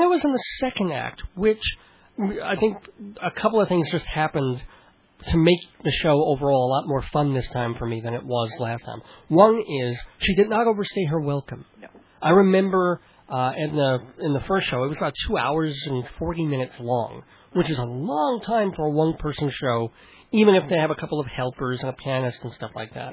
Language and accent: English; New York City, New York, United States; also born or lived in Long Island; I was born in Brooklyn